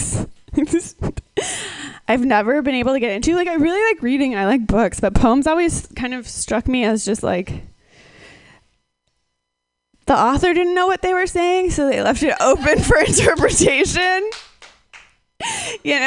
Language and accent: English; Minnesota, United States; I grew up in Minnesota